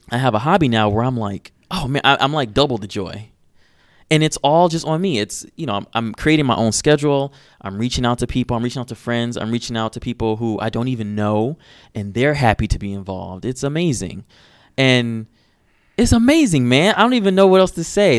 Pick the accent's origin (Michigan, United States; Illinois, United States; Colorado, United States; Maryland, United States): Michigan, United States; Detroit; i'm from detroit and growing up in Detroit